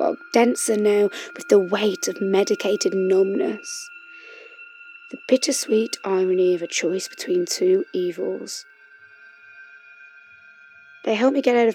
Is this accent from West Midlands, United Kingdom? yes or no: yes; West Bromwich, West Midlands, United Kingdom; moved away as an adult; also born or lived in Sheffield / Madrid; now in London, United Kingdom; I was born and raised in West Bromwich, you know, that place where Albion play